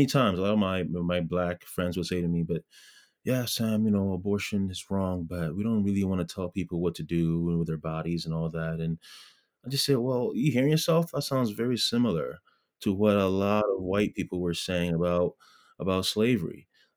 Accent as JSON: {"language": "English", "country": "Ghana", "said": "especially as, you know, Ghanaians, you know, being a Ghanaian, we are very giving, we're very supportive"}